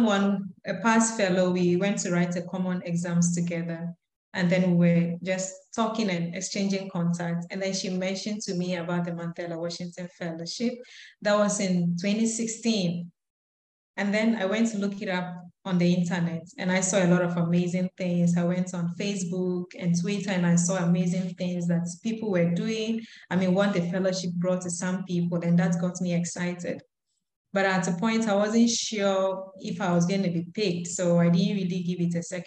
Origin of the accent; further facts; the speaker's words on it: Ghana; I'm from Ghana.